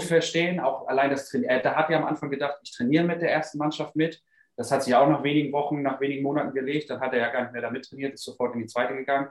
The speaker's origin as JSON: {"language": "German", "region": "Hamburg", "country": "Germany", "said": "Ich natürlich als Hamburger"}